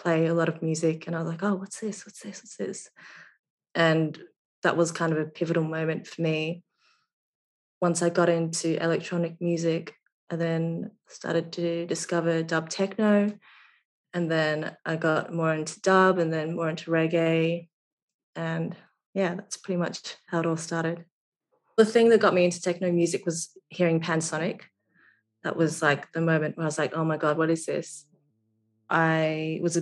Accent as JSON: {"language": "English", "town": "Brisbane", "region": "Queensland", "country": "Australia", "tie": "born or raised there", "also_born_or_lived": "London", "moved": "as an adult", "said": "I grew up in Brisbane"}